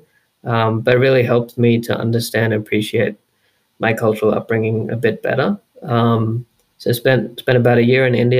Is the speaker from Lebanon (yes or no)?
no; Brisbane, Queensland, Australia; I was born and raised in Brisbane, here in Queensland, Australia